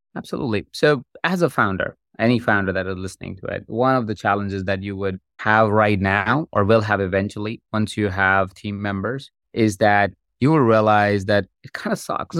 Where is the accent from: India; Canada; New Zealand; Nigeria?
India; moved away; I grew up in India. That's where I, I'm from.